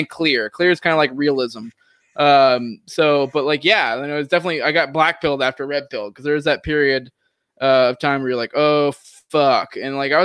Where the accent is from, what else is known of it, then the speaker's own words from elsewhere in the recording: Maine, United States; also born or lived in Tennessee; now in Florida, United States; I grew up in Maine, it was where I was born, and I grew up in a small town there.